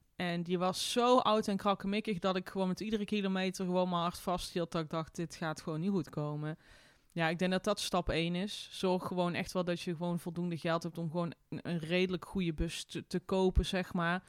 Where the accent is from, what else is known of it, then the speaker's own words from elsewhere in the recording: Tilburg, North Brabant, Netherlands; moved away as an adult; mijn thuisstad Tilburg